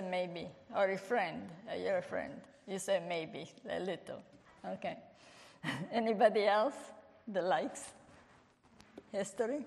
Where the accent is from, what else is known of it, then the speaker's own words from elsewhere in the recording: Italy; English is a second language; moved away; I was born in Italy